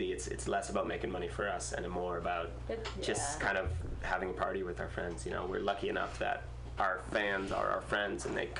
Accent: Massachusetts, United States; now in California, United States; I'm from Massachusetts.

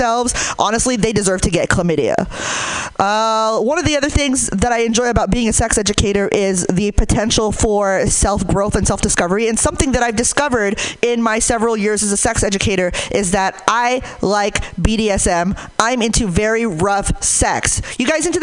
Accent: Hayward, California, United States; I'm from Hayward

